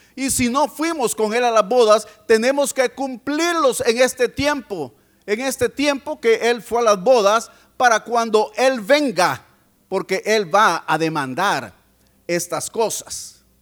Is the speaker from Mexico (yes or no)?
no; El Salvador; venimos de El Salvador.